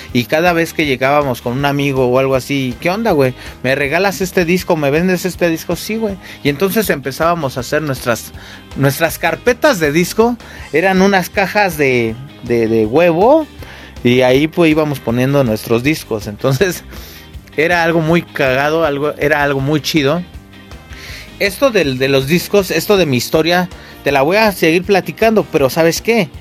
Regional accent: Mexico City, Mexico; yo crecí allá en el Cerro del Judío

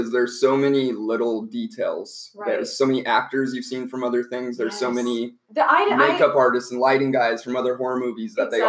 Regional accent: Thornton, Colorado, United States; I'm from Thornton, Colorado.

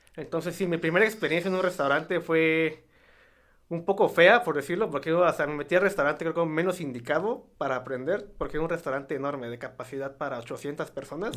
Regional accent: Santiago Matatlán, Oaxaca, Mexico; born or raised there; moved away as an adult; also born or lived in United States

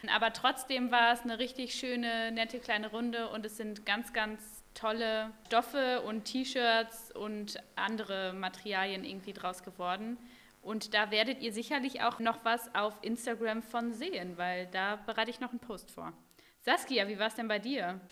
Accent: North Rhine-Westphalia, Germany; now in Bremen, Germany; Ich bin ja in NRW aufgewachsen

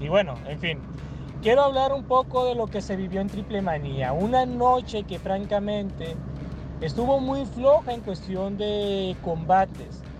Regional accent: Mexico; yo como mexicano

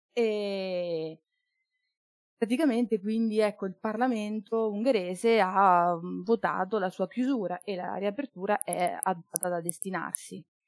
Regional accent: Marche, Italy; moved away as an adult; now in Bologna, Italy; Io studio giurisprudenza a Bologna, ma sono marchigiana

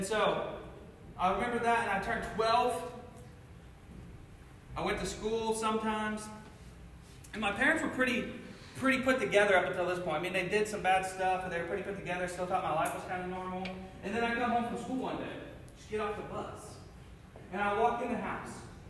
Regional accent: Cincinnati, Ohio, United States; moved away as an adult; now in Missouri, United States; I grew up in Cincinnati, Ohio

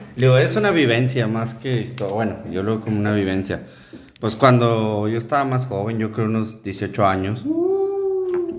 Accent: Linares, Nuevo León, Mexico; yo que soy de Linares

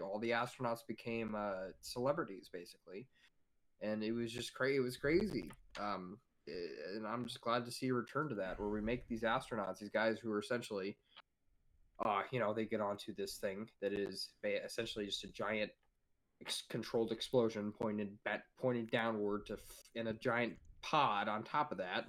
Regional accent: United States; because I'm an American

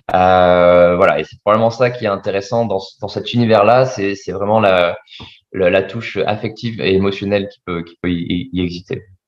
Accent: Bordeaux, Nouvelle-Aquitaine, France; also born or lived in Vietnam; je suis originaire de Bordeaux

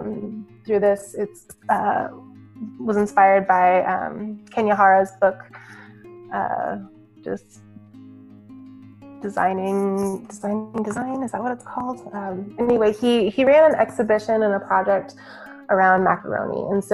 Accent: Midwest, United States; You know, I grew up in the Midwest, where as a UX professional, you definitely have to do a little bit of everything.

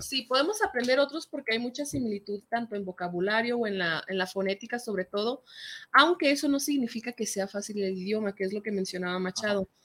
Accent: Mexico; first language Spanish; soy latina, porque soy mexicana

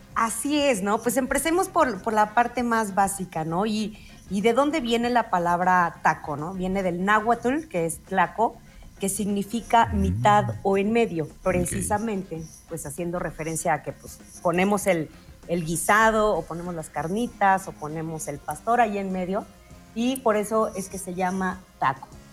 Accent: Mexico

